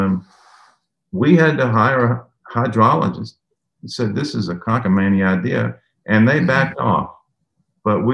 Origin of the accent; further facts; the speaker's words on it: Memphis, Tennessee, United States; I grew up in East Memphis as a kid